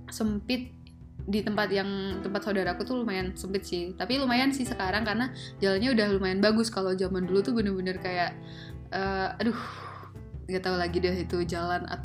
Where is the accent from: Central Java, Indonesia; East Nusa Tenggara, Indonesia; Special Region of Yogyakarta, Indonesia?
Central Java, Indonesia; Boyolali; aku tuh orang Boyolali ini Boyolali itu adalah terletak di kaki Gunung Merbabu yang bener-bener suasananya, hawanya itu dingin